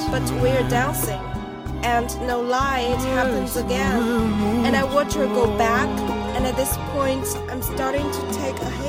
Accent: Liverpool, North West England, United Kingdom; born there; now in United States; I was born in Liverpool, England. And I've spent most of my life, my wonderful life, here in America.

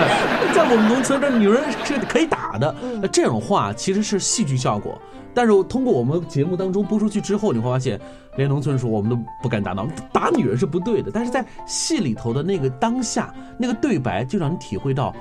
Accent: China; 这是我们中国人很习以为常的事情。

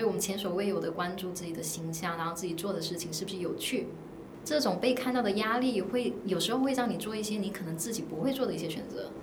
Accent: Guangdong, China; now in Shanghai, China; 我在上海，因为我是广东人

